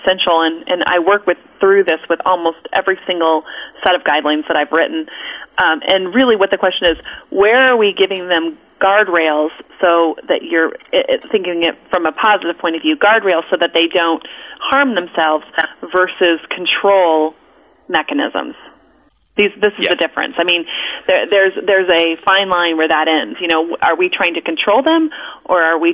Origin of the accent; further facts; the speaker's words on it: Colorado, United States; I grew up in Colorado.